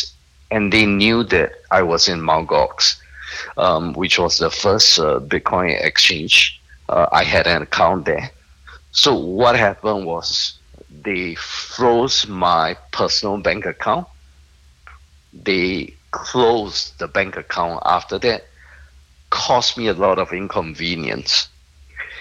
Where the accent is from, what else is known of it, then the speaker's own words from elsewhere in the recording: Singapore; I'm a Singaporean